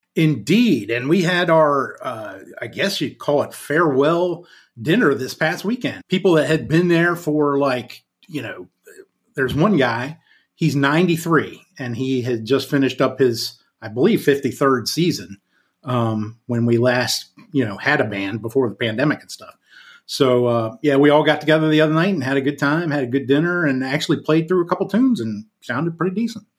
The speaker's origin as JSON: {"language": "English", "town": "Croom", "region": "Maryland", "country": "United States", "said": "I'm coming from the metropolis of Croom, Maryland"}